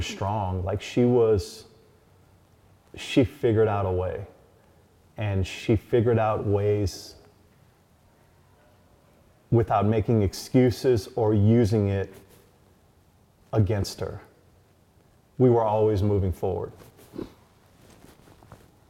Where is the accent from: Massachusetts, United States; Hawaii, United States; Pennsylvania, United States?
Hawaii, United States; growing up in Hawaii was good for me